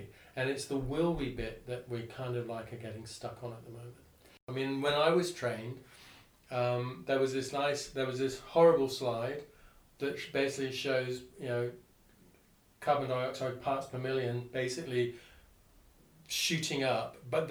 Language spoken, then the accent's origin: English; Singapore; I grew up in Singapore, and so I grew up in a regime in Singapore where you were constantly aware of the fact that the island didn't have enough water